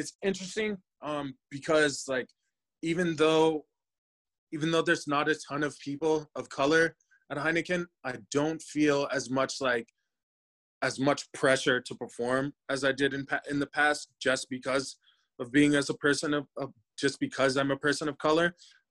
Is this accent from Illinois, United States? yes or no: no; Cincinnati, Ohio, United States; born there; also born or lived in Michigan / Denver; I was born in Cincy. We moved to Michigan, then back to Ohio, and then out to Denver.